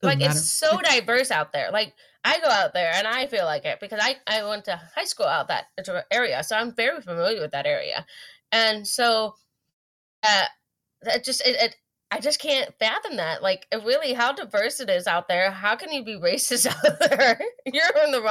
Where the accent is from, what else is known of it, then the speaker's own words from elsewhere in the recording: California, United States; I grew up in Southern California.